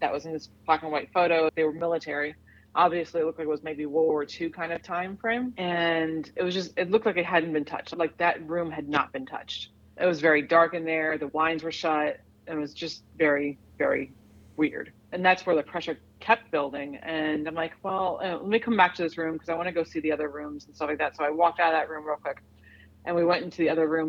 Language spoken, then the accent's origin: English; Miami, Florida, United States; moved away as an adult; now in Raleigh, United States; I'm from Miami originally